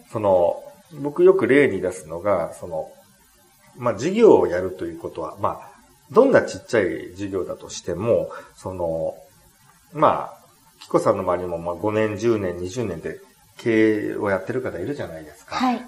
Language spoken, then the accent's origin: Japanese; Japan; 自分は日本に生まれて